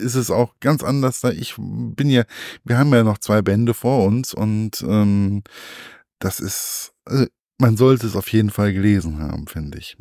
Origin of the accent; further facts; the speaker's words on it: Germany; bei uns im deutschen Geschichtsunterricht